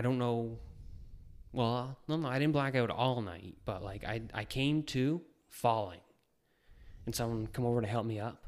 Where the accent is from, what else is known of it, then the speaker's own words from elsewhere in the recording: New Brunswick, Canada; moved away as an adult; I'm originally from New Brunswick, born and raised. Lived there right up until I was twenty-three.